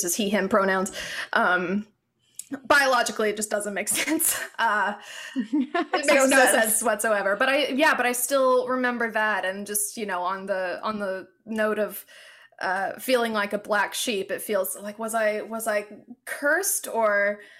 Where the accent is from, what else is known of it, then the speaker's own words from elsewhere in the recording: Alabama, United States; growing up in the South